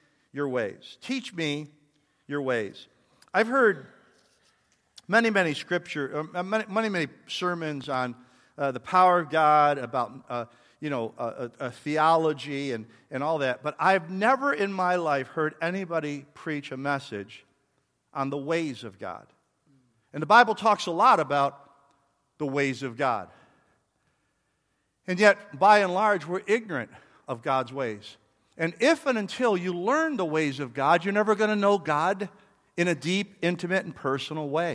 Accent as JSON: {"language": "English", "region": "New York", "country": "United States", "said": "I'm from New York"}